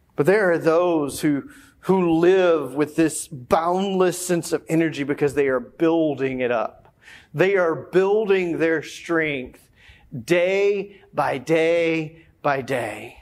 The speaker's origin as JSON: {"language": "English", "region": "the South", "country": "United States", "tie": "born or raised there", "said": "growing up as a kid, growing up in the South"}